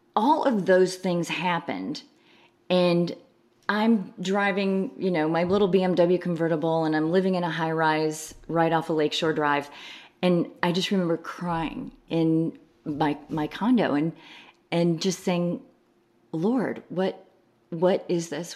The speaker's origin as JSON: {"language": "English", "area": "outside of Chicago", "region": "Illinois", "country": "United States", "tie": "born or raised there", "moved": "yes", "lives_now": "Texas, United States", "said": "So I grew up in Illinois, right, right outside of Chicago in mm-hmm. the suburbs"}